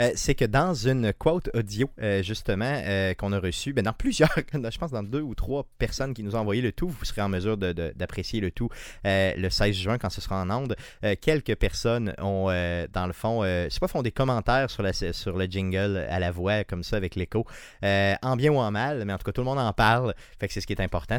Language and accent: French; Quebec City, Quebec, Canada; Tu viens de Beauport, comme moi.